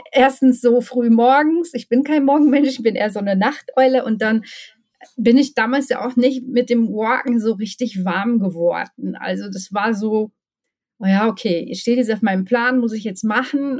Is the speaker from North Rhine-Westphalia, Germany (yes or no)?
yes; Ruhr area, North Rhine-Westphalia, Germany; now in Bochum, Germany; Ich bin ähm, ein echtes Ruhrpott-Blag, sagt man hier. Ähm, bin im Ruhrpott geboren, ähm, habe schon in verschiedenen Ruhrpottstädten gewohnt